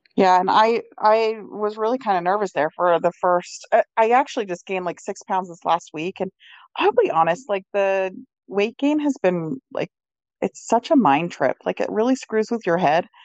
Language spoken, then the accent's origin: English; Utah, United States; I'm from Utah